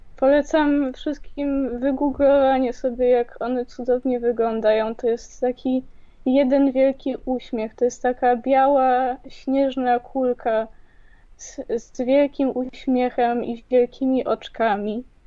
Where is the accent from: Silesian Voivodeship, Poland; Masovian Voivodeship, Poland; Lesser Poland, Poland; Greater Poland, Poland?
Lesser Poland, Poland; Kraków; ja też jestem z Krakowa